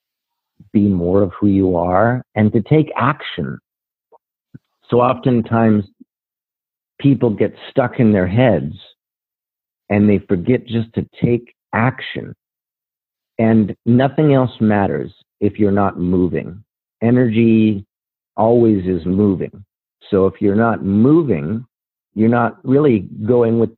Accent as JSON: {"language": "English", "region": "Rocky Mountains in Colorado", "country": "United States", "tie": "born or raised there", "said": "I'm from the Rocky Mountains in Colorado"}